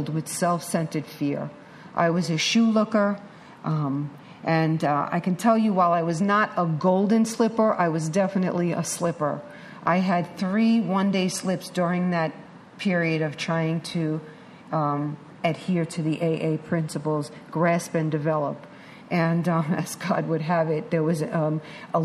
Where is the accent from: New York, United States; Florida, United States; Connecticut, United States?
New York, United States; New York City; I'm a chick from Manhattan.